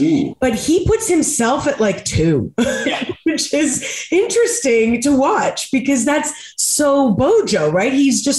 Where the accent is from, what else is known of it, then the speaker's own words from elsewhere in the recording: United States; as an American